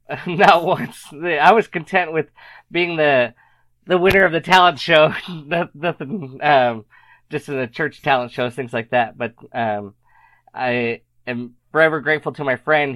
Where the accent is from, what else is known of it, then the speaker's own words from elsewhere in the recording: Arizona, United States; moved away; also born or lived in Utah; I happened to be living in Utah at the time. I am from Arizona, but I was in Utah